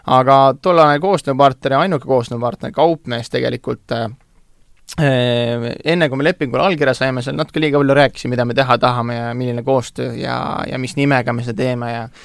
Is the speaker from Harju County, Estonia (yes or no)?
yes; Tallinn, Harju County, Estonia; mina olen lihtne Tallinna poiss, kasvanud siin ja sündinud siin